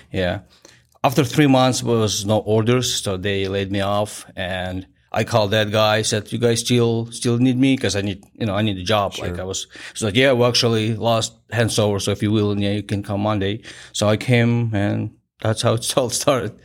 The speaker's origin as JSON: {"language": "English", "town": "Kharkiv", "region": "Kharkiv Oblast", "country": "Ukraine", "tie": "born or raised there", "second_language": "English", "moved": "as an adult", "said": "my hometown"}